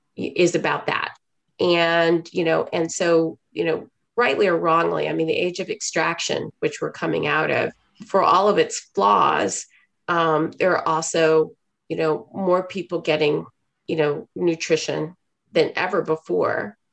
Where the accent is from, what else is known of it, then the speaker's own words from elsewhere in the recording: Houston, Texas, United States; moved away as an adult; also born or lived in China / Hong Kong; I grew up in Houston, Texas in the 80s